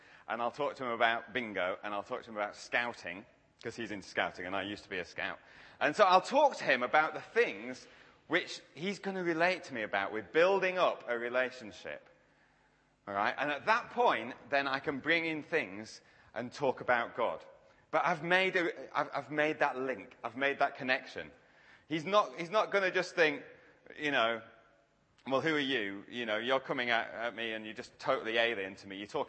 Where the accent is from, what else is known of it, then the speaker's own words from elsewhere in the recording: Yorkshire and the Humber, United Kingdom; accent: Yorkshire; Now, to be fair, I am from Yorkshire. I just change how I talk to people like yourselves so you can understand me. So I'm a bit more southern here.